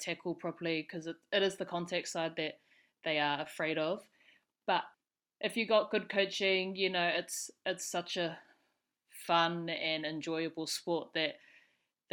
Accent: Auckland, New Zealand; I'm Auckland born and bred. So I grew up in Mount Albert, down the road from Mags

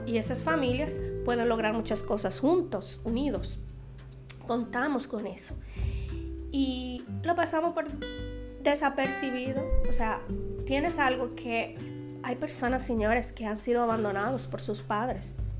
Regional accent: Dominican Republic; en mi país, en Santo Domingo

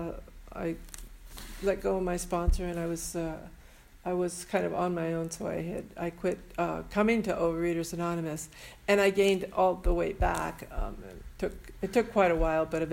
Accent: San Francisco, California, United States; I was born and raised in San Francisco

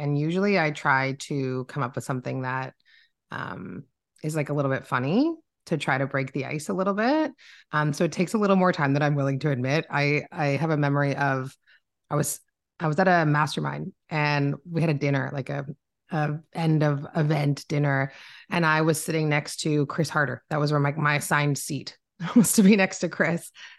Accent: Canada; as a Canadian, it's like a little weird being here

